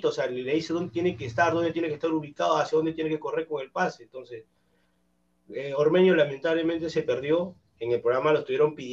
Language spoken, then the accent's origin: Spanish; Chincha Alta, Ica, Peru; now in Callao, Peru; natural de Chincha, pero vivo en el rico Callao, en Colonia.